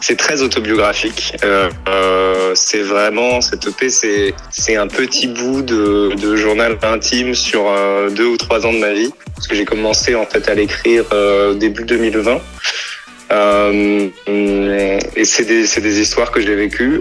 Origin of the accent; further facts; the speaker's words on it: Paris, Île-de-France, France; je suis parisien